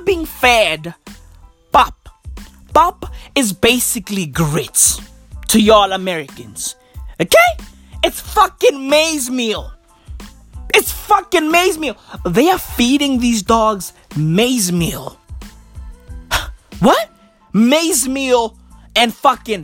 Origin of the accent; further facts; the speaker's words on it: Johannesburg, Gauteng, South Africa; I'm from the East Rand of Johannesburg